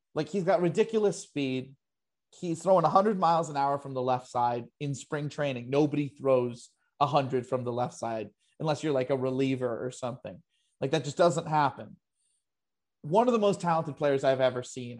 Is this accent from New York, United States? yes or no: yes; New York, United States; I'm New Yorker through and through